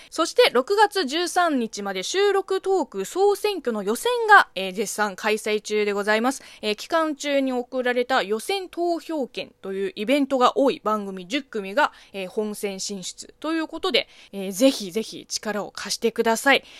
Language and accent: Japanese; China; moved away; 中国生 まれ、中国育ちの私